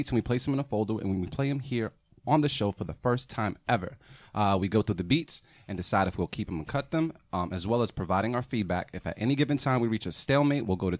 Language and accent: English; Boston, Massachusetts, United States